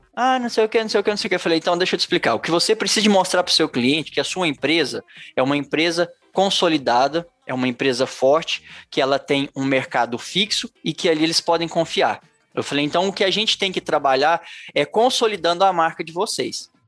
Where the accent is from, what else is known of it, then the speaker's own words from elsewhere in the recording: Araxá, Minas Gerais, Brazil; Eu sou de Araxá, Minas Gerais